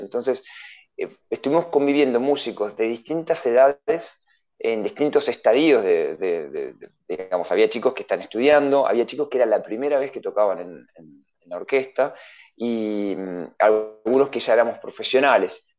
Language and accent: Spanish; Adrogué, Buenos Aires Province, Argentina; moved away as an adult; also born or lived in Mendoza; yo soy en realidad de Buenos Aires, de provincia de Buenos Aires, de Adrogué